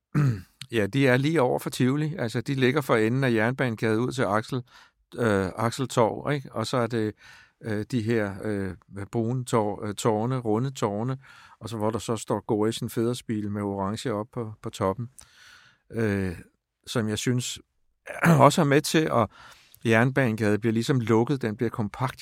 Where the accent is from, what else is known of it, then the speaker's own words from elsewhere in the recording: Stevns, Zealand, Denmark; now in Copenhagen, Denmark; jeg er vokset op på Stævns